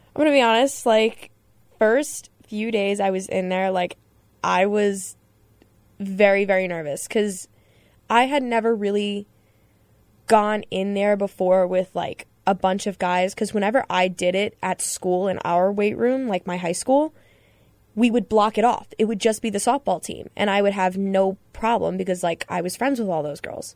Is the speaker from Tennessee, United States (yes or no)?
no; Long Island, New York, United States; I'm from Long Island